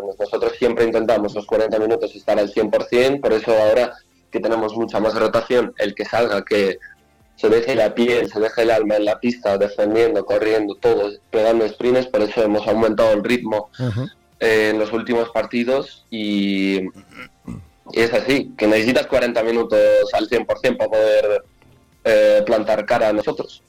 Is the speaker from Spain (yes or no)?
yes; Spain; also born or lived in Ukraine; Nací allí y a los nueve años me vine aquí a España con mi madre